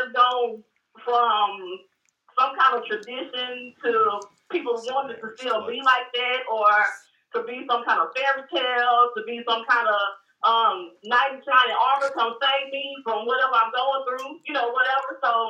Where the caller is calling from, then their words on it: Dallas, Texas, United States; I'm calling from Dallas.